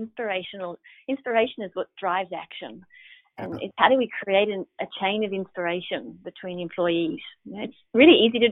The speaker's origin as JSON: {"language": "English", "country": "Australia", "said": "I'm Australian"}